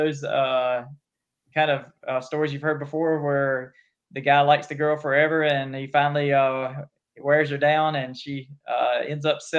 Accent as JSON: {"language": "English", "town": "Jamesville", "region": "North Carolina", "country": "United States", "tie": "born or raised there", "said": "in a little small town called Jamesville, North Carolina. Grew up here, went to school here, went to college at ECU, Greenville, North Carolina, the Pirates. and come back home, married a girl from my hometown."}